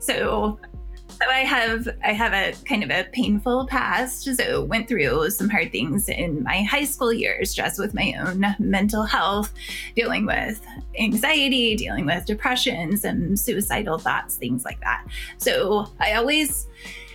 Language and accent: English; Chicago Heights, Illinois, United States; moved away; I'm from Chicago.